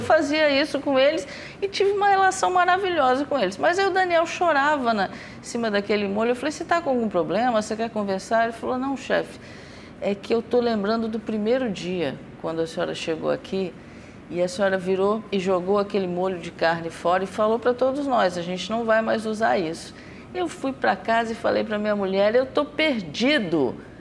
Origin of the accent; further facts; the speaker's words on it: Brazil; como cozinheira, como brasileira